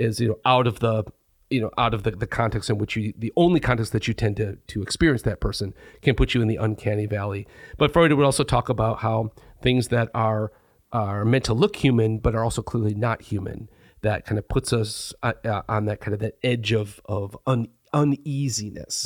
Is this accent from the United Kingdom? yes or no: no; Jenison, Michigan, United States; I grew up in Jenison, which is maybe a half hour from Hollywood